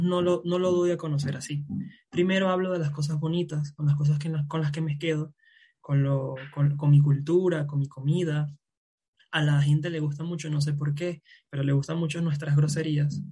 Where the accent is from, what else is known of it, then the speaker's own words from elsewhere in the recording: Venezuela; now in Mexico; me vine de, de, de Venezuela